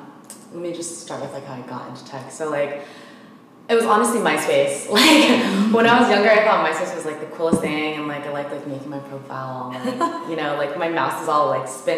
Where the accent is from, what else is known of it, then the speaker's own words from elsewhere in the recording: Philippines; You should whatever, because I'm Filipino.